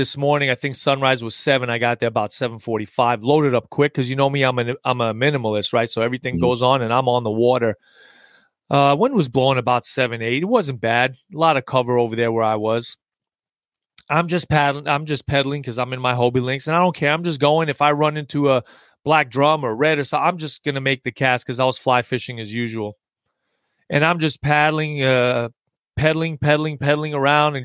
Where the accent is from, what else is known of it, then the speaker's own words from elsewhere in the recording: New York, United States; accent: New York; moved away; I just got back from New York. So it's my little accent thickened up a little bit